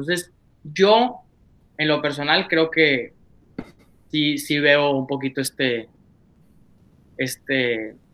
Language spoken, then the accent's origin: Spanish; Monclova, Coahuila, Mexico; Yo soy de Moncloa, Coahuila, Monclovita la Bella, un pueblo perdido, pero sucursal del infierno.